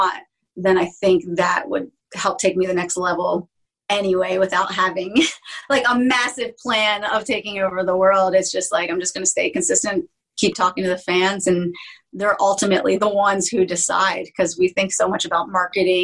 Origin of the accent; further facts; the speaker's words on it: Philadelphia, Pennsylvania, United States; now in Phoenix, United States; I'm from Philly originally